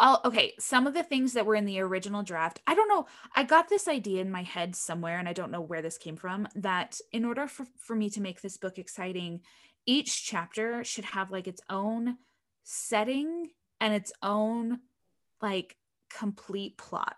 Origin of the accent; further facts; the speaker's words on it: Utah, United States; I grew up in Utah in the middle of this desert.